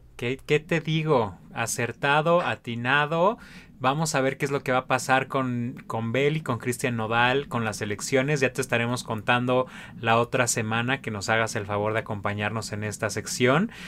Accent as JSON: {"language": "Spanish", "country": "Mexico", "said": "como sociedad mexicana"}